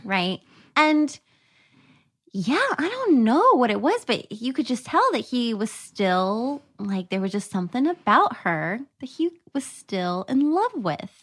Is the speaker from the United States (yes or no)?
yes; the South, United States; I'm from the South